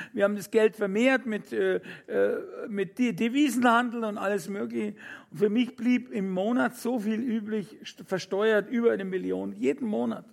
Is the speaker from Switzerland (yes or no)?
no; Fürstenfeldbruck, Bavaria, Germany; Ich bin in einem ganz normalen Elternhaus aufgewachsen in Fürstenfeldbruck bei München